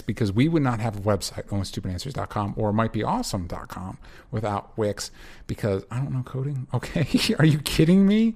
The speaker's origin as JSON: {"language": "English", "country": "United States", "accent": "aggressive American", "said": "my aggressive American accent"}